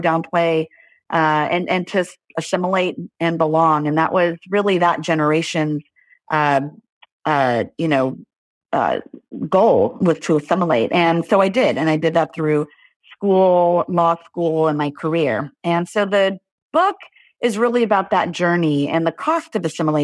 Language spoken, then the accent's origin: English; Los Angeles, California, United States; I grew up in Los Angeles, California